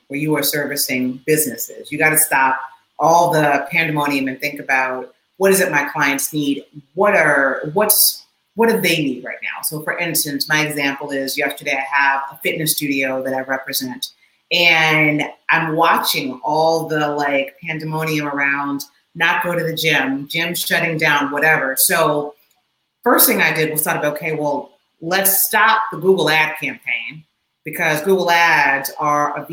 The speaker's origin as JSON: {"language": "English", "town": "Memphis", "region": "Tennessee", "country": "United States", "also_born_or_lived": "Chicago / New York City", "moved": "yes", "said": "I'm originally from Memphis by way of Chicago and then New York City"}